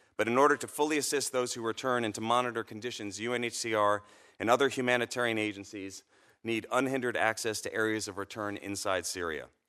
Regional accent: United States; As an American

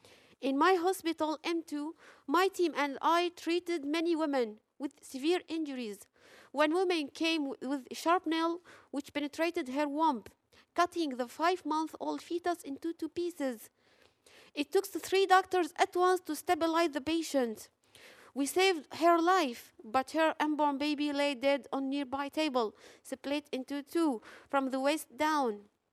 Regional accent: Aleppo, Aleppo Governorate, Syria; English is a second language; I'm an OPGYN from Aleppo. I'm here today not only as a doctor, but as a wife, a mother, and a Syrian.

